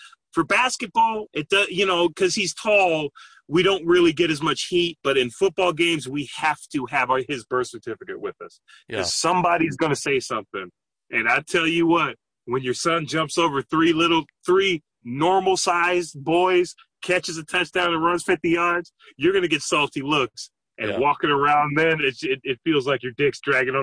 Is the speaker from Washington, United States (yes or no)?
yes; Lynnwood, Washington, United States; Linwood, up north